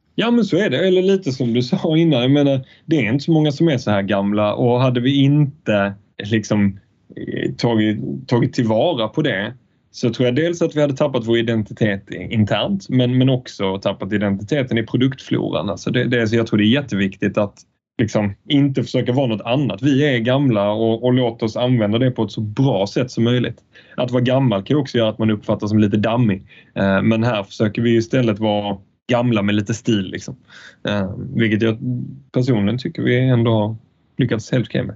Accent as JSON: {"language": "Swedish", "town": "Falsterbo", "region": "Skåne", "country": "Sweden", "tie": "born or raised there", "said": "när jag är Falsterbo, där jag är uppvuxen."}